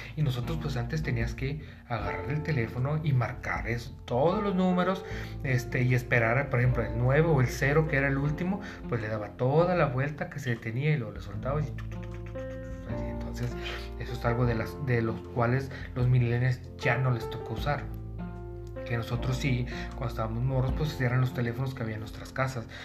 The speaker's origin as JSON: {"language": "Spanish", "town": "Tijuana", "region": "Baja California", "country": "Mexico", "said": "yo soy de Tijuana"}